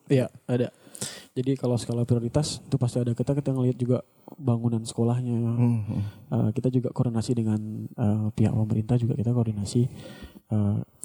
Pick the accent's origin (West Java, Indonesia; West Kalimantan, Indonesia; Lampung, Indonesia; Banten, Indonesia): West Kalimantan, Indonesia; Sintang; now in Pontianak, Indonesia; saya dari Sintang.